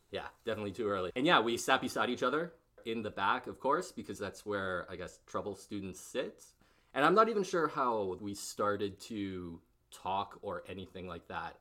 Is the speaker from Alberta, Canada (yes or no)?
yes; Barrhead, Alberta, Canada; moved away as an adult; also born or lived in Edmonton; I moved back to Barthead, and then, uh, lived there for a while